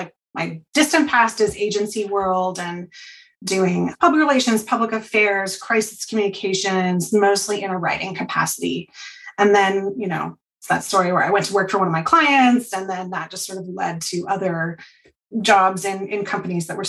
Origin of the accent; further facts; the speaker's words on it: Portland, Oregon, United States; I grew up in Portland, but like outer Southeast Portland.